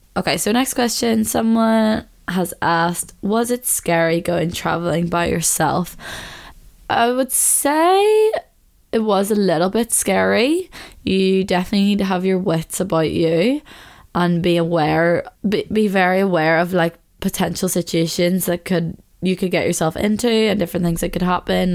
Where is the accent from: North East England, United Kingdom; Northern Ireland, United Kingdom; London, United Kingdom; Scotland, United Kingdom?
Northern Ireland, United Kingdom; Belfast; growing up in Belfast